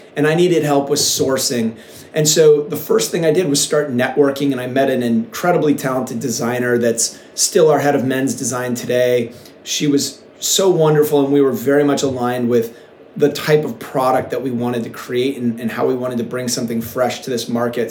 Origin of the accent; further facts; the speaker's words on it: Seattle, Washington, United States; now in Encinitas, United States; when I was a kid, I grew up in Seattle